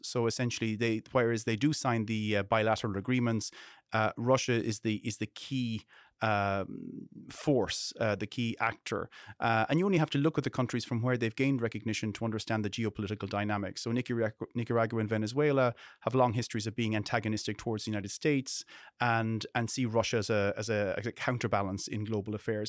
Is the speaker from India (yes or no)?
no; Ireland; I'm an Irish person.